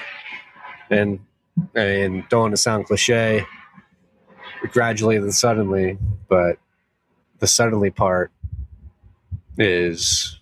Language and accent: English; Texas, United States; as a Texan